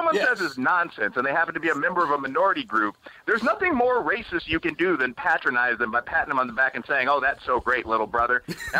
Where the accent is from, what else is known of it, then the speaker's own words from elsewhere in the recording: Chicago, Illinois, United States; I'm actually, as I've mentioned, I'm from Chicago. People joke about my old neighborhood having sort of urban mob affiliations